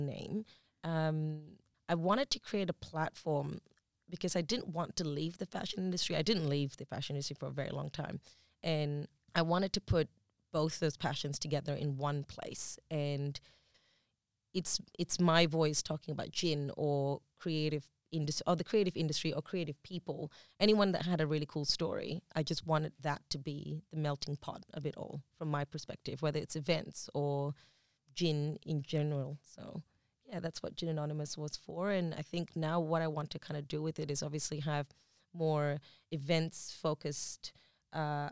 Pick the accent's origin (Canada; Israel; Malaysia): Malaysia; accent: Malaysian; first language English; now in Australia; I've lived in Malaysia most of my life. I think when I speak to my Malaysian friends, there is this Malaysian accent that comes out